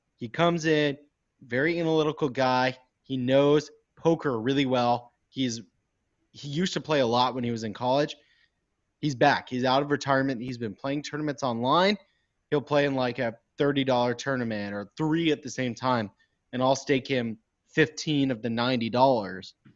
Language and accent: English; Houston, Texas, United States; I'm from Houston